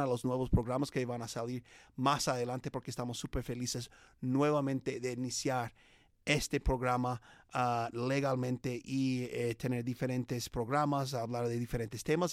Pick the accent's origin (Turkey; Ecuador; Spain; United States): United States; Spanish is a second language; Es un americano como yo que habla español